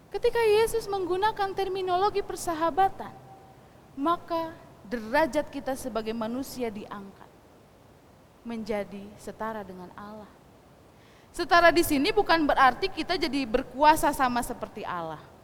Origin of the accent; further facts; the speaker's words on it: West Java, Indonesia; first language Sundanese; Indonesian is a second language; kita, orang Sunda membaca Alkitab bahasa Sunda